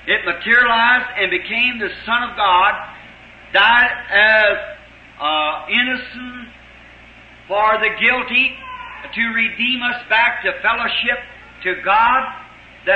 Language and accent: English; United States; us in America, as American Christians